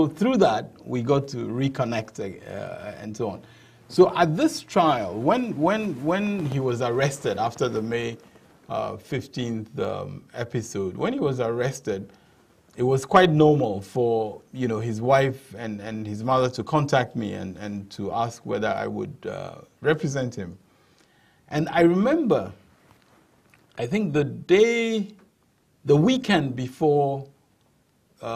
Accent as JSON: {"language": "English", "town": "Accra", "region": "Greater Accra", "country": "Ghana", "tie": "born or raised there", "also_born_or_lived": "Keta", "said": "I was born in Keta, but I didn't live there. I didn't grow up there. I grew up in Accra."}